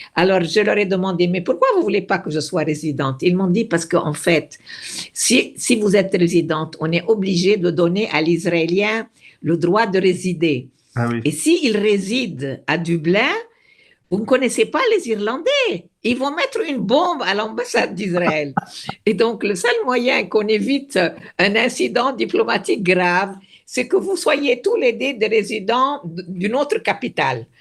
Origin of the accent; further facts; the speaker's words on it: Beirut, Beirut Governorate, Lebanon; moved away; je me sens autant libanaise que palestinienne parce que j'ai grandi, je suis née au Liban